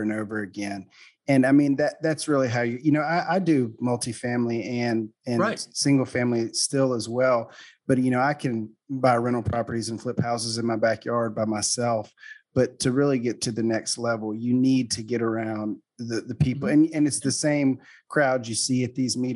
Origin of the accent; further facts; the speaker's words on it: Baton Rouge, Louisiana, United States; I'm not from Shreveport. I'm from Baton Rouge.